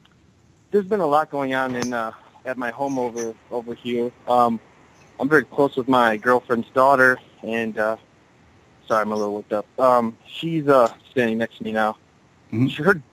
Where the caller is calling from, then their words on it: Kenosha, Wisconsin, United States; I'm calling from Kenosha, Wisconsin.